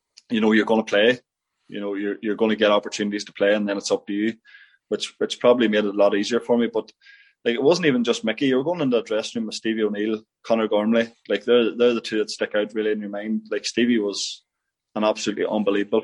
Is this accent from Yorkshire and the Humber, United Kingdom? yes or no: no; Tyrone, Northern Ireland, United Kingdom; I'm from Tyrone